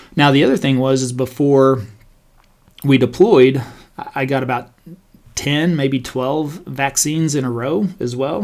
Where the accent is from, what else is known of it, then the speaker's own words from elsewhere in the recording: Stephenville, Texas, United States; growing up in Stephenville, Texas, very small country town